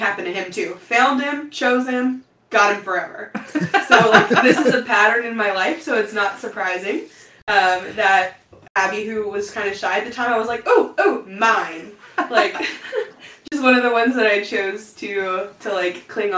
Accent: Panama City, Florida, United States; I'm from Panama City

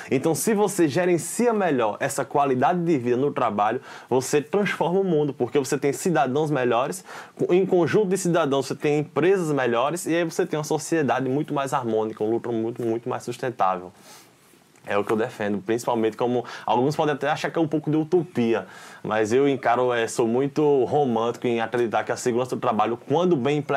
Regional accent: Arcoverde, Pernambuco, Brazil; now in Recife, Brazil; eu, moro em Recife atualmente, mas eu nasci, sou original de Arco Verde, no interior.

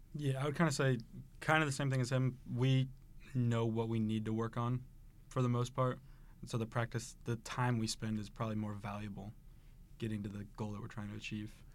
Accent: Taylorville, Illinois, United States; moved away as an adult; now in Saint Charles, United States; I'm from Taylorville, Illinois.

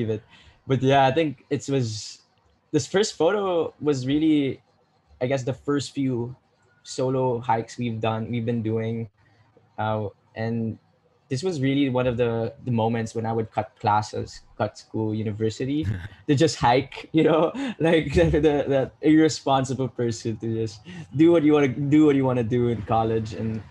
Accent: Philippines; me as a Filipino

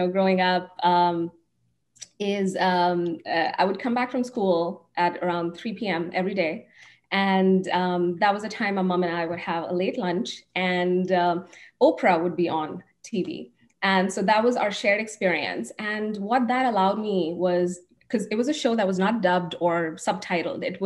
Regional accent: India; now in United States; I grew up in India, and growing up, I was consuming a lot of international content

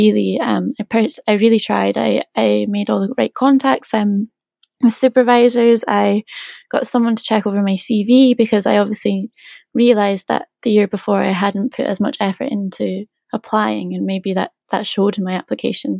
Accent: Scotland, United Kingdom; moved away as an adult; now in Norwich, United Kingdom; I'm from Scotland

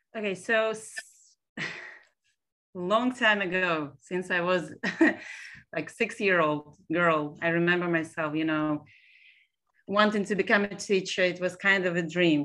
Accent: Israel; English is a second language; moved away as an adult; also born or lived in Almaty, Kazakhstan; now in Brooklyn, United States; I was raised in actually Israel. I was born in Almaty, Kazakhstan

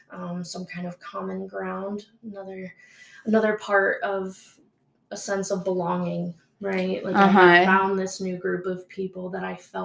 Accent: Maryland, United States; now in Utah, United States; Yeah, so I'm from Maryland.

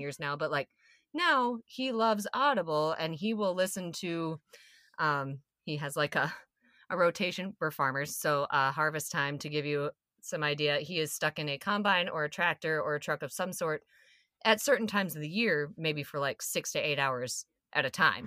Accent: South Dakota, United States; I'm from South Dakota

